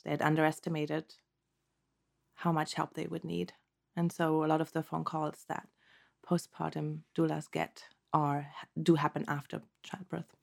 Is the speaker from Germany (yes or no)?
yes; Germany; moved away as an adult; now in Santa Cruz Mountains, United States; originally, I'm from Germany, born and raised, and I came to the States in two thousand and seven